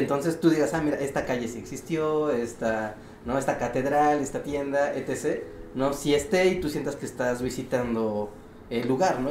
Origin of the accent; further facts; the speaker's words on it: Mexico City, Mexico; siendo chilango